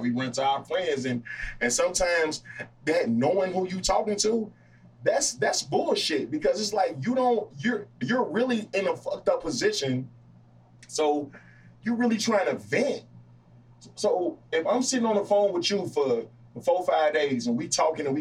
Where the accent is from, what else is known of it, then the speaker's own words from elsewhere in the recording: Danville, United States; now in Chicago, United States; I'm all the way up here in Chicago, and I'm away, and I'm from Danville